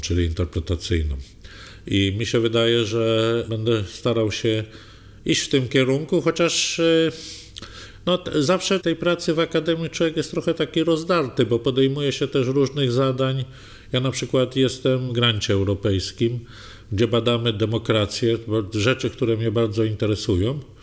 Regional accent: Legnica, Lower Silesian Voivodeship, Poland; moim dzieciństwie w Legnicy

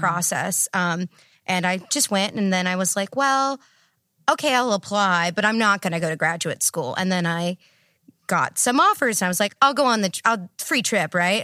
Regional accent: Texas, United States; moved away; also born or lived in Iowa; I grew up in Texas

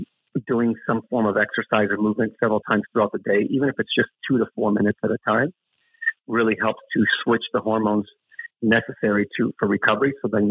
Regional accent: Colombia; Now, I'm from Colombia. I love coffee. It's in my blood

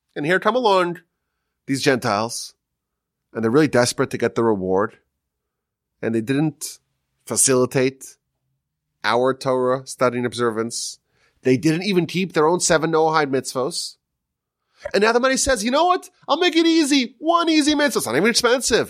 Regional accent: Northeast, United States; moved away; growing up in the Northeast, it was always cold

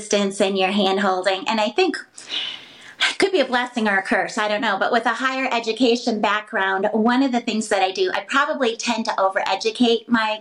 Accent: Michigan, United States; moved away as an adult; also born or lived in Atlanta, Georgia / Boston; now in Fort Myers, United States; I was born and raised in Michigan.

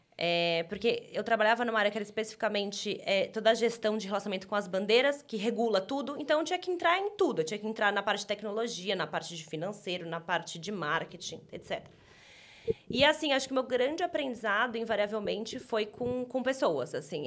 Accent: São Paulo, Brazil; eu sou daqui de São Paulo

